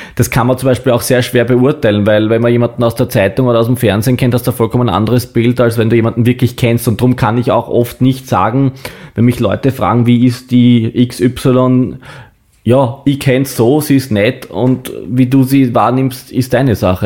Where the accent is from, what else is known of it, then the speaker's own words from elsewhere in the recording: Baden, Lower Austria, Austria; in meiner Heimatstadt in Baden